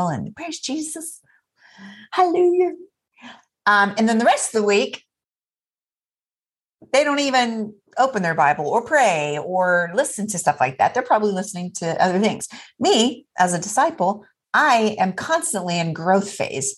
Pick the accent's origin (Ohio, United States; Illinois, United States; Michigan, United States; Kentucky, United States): Ohio, United States; Troy; my hometown, Troy